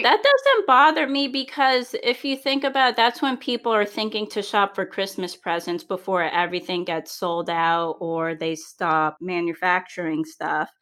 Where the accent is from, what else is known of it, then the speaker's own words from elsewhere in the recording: New England, United States; I'm from New England and we eat all kinds of food